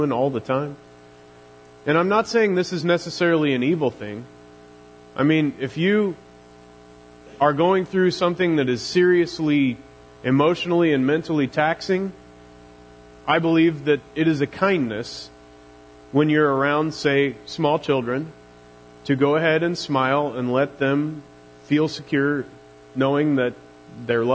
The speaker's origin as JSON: {"language": "English", "region": "Missouri", "country": "United States", "accent": "Missouri drawl", "said": "my Missouri drawl gets real thick"}